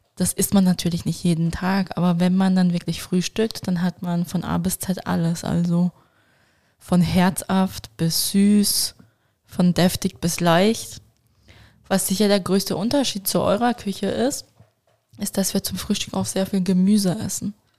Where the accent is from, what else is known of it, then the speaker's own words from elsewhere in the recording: Switzerland; als Schweizer